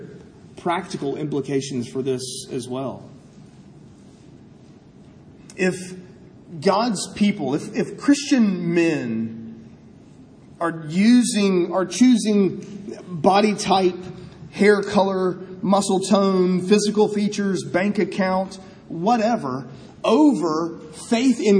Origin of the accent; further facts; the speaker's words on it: United States; I'm an American.